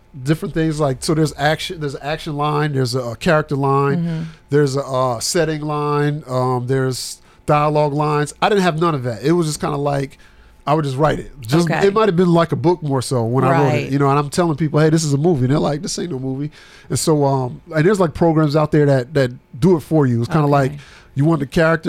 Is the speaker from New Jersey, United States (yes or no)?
yes; New Jersey, United States; now in Murfreesboro, United States; Jersey, yes.